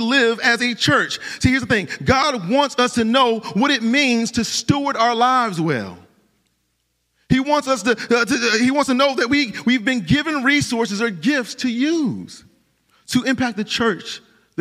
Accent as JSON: {"language": "English", "town": "Cleveland", "region": "Ohio", "country": "United States", "moved": "yes", "said": "I'm from Cleveland, Ohio."}